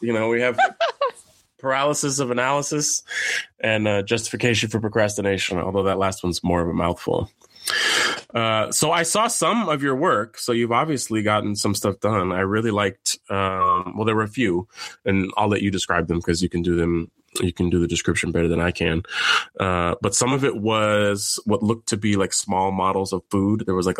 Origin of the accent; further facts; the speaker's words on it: San Francisco, California, United States; Nikki Lau was born and raised in San Francisco, California, my hometown.